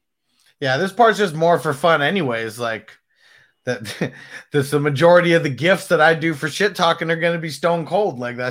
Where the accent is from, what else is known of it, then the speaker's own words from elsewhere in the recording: Mexico; That's what Francisco said, since I'm from Mexico.